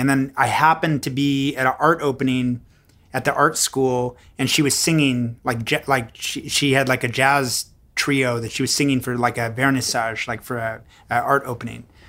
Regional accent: Houston, Texas, United States; moved away as an adult; also born or lived in Montreal; I grew up in Houston

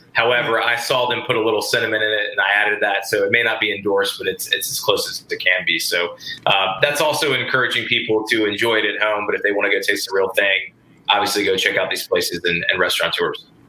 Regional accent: the South, United States; I'm from the South

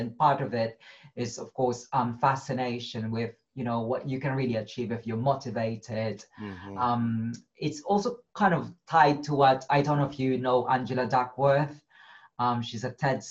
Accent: Philippines; moved away; I grew up in the slum in the Philippines.

